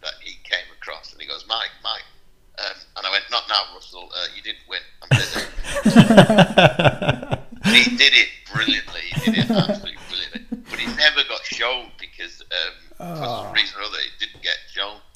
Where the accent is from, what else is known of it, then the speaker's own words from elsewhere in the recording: Manchester, North West England, United Kingdom; I'm from Manchester, 30 miles down the road